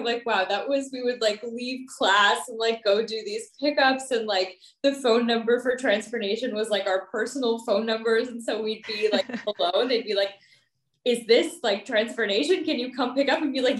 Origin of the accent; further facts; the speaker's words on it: Maryland, United States; born there; also born or lived in New Jersey / Pakistan; So I'm Pakistani American. I was born in Maryland, and then moved to New Jersey and then Pakistan. So hopped around in a few places.